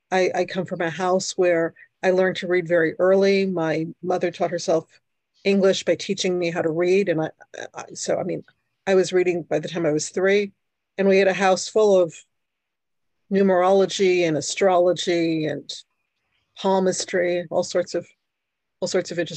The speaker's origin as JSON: {"language": "English", "town": "New York City", "region": "New York", "country": "United States", "tie": "born or raised there", "also_born_or_lived": "Brooklyn, New York / New Jersey", "first_language": "Hungarian", "second_language": "English", "moved": "yes", "said": "I was born in New York. I am, for people who know what this is, I am a bridge and tunnel person. I was born in Brooklyn. I lived in Queens. And um, I am the first person in my family born in the United States my parents and my sister were Hungarian"}